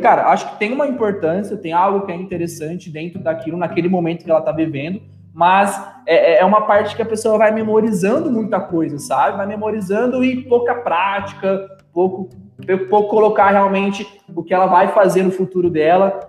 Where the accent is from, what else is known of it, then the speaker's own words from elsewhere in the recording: Matão, São Paulo, Brazil; moved away as an adult; also born or lived in São Carlos; now in Uberlândia, Brazil; sou, sou natural de Matão aí, nossa terrinha